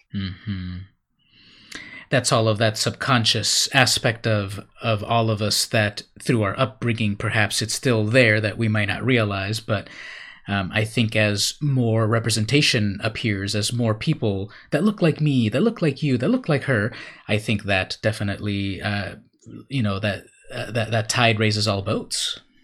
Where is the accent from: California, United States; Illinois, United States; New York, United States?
California, United States; Imperial Beach; I grew up in Imperial Beach, California